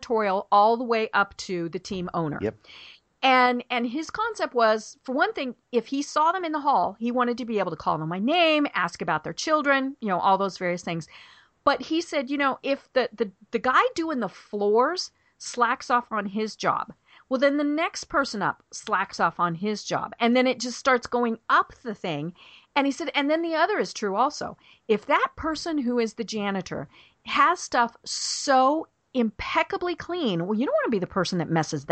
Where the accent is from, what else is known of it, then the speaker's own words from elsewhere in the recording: Denver, Colorado, United States; now in Atlanta, United States; I'm from Denver.